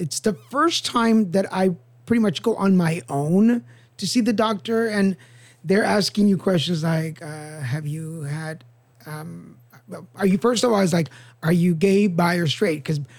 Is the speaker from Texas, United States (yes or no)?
yes; Dallas, Texas, United States; grew up in Dallas.